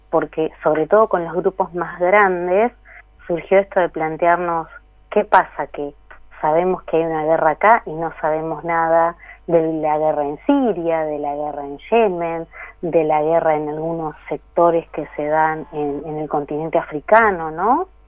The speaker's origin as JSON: {"language": "Spanish", "region": "Buenos Aires Province", "country": "Argentina", "said": "yo soy de provincia de Buenos Aires, ¿no?"}